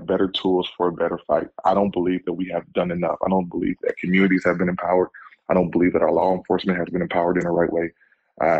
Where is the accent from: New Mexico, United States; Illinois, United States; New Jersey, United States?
Illinois, United States; Chicago; I'm a Chicagoan. I was born here. I was raised here